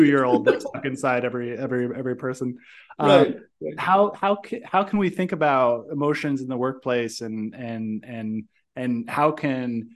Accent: United States; I'm American

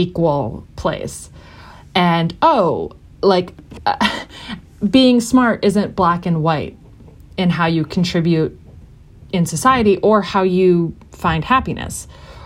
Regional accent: United States; as an American

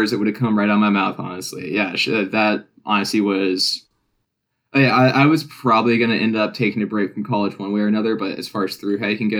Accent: Georgia, United States; But yeah, now growing up in North Georgia, you know, all of our history books, social study books, they all had, you know, at least a page on the Appalachian Trail and how it starts in Georgia.

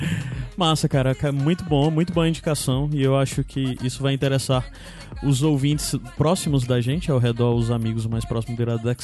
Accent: Northeast Region, Brazil; principalmente nós nordestinos

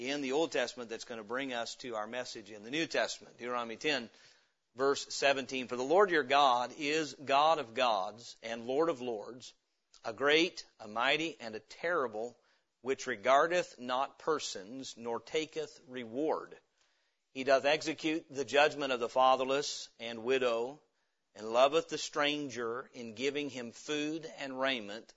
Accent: Indiana, United States; moved away; also born or lived in Middle Tennessee; my grandpa had moved to Indiana for work, thus I was born there

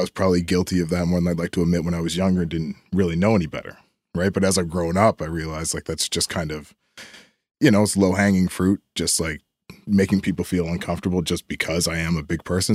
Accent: Timberlea, Nova Scotia, Canada; I grew up down in, uh, down Timberlake

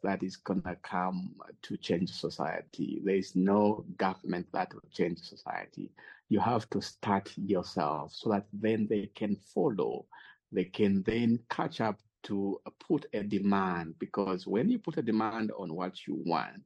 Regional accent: Mwinilunga, North-Western Province, Zambia; I'm Zambia, born and bred, raised in the outskirts of Mwinilunga, which is the northwestern part of Zambia

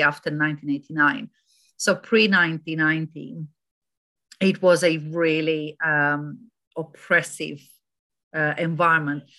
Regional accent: Romania; moved away as an adult; also born or lived in Germany; now in United Kingdom; I moved from Romania to Germany for a couple of years and from Germany to here

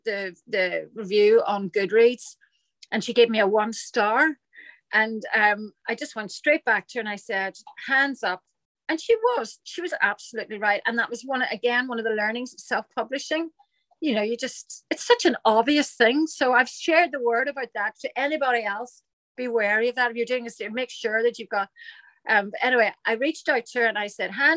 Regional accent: Ireland; it's definitely an Irish thing

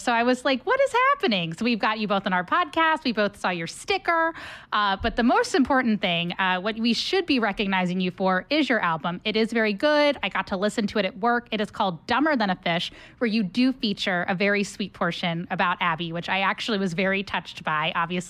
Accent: Cincinnati, Ohio, United States; moved away; my hometown, as many people know, is Cincinnati, Ohio.

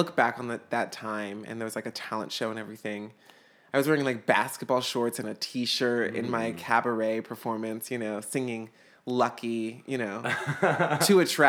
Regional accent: Atlanta, Georgia, United States; I'm from Atlanta, Georgia, down south. Which is actually where we filmed the movie as well. So I grew up there, this sort of like Southern belle, you know?

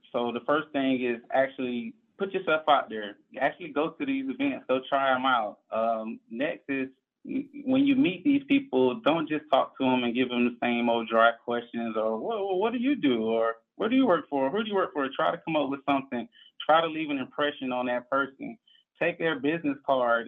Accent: Orlando, Florida, United States; I come from Orlando, born and raised, and I grew up in the inner city of Orlando in the Paramore area

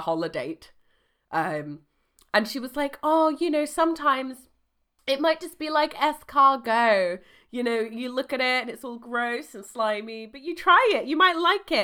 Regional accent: United Kingdom; we're British

